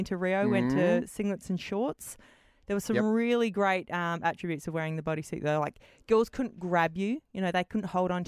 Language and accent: English; Australia; I'm an Aussie